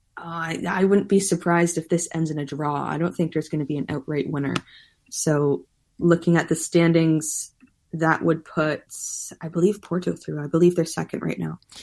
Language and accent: English; Canada; us Canadians